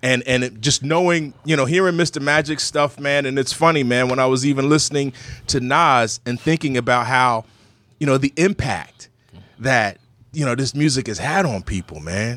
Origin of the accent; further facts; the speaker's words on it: Burlington, New Jersey, United States; I'm from Burlington City